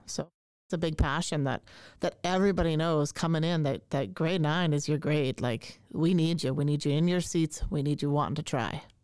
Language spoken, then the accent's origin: English; Canada; now in Minnesota, United States; I grew up in Canada, uh, and so I say grade nine, and I do not say ninth grade